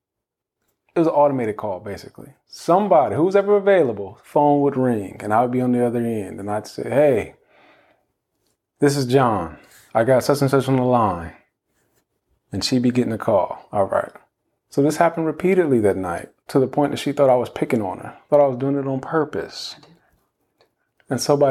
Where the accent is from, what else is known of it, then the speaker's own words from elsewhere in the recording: Ohio, United States; moved away as an adult; also born or lived in Orlando, Florida; I was from Ohio